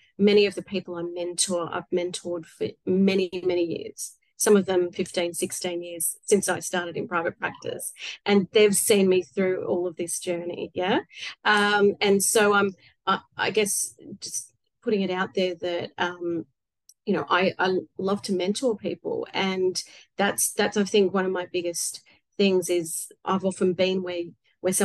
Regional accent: Australia; I'm Australian.

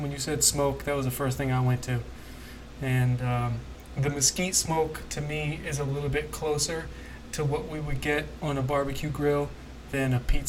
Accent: Roswell, Georgia, United States; So I grew up in Roswell, Georgia

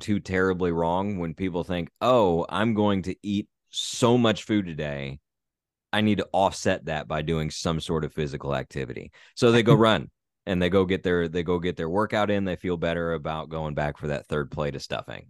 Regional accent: Southern Indiana, United States; born or raised there; moved away

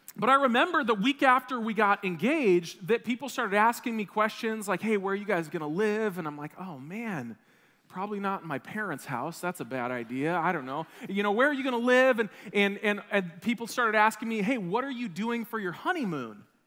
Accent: Wisconsin, United States; I grew up in Wisconsin

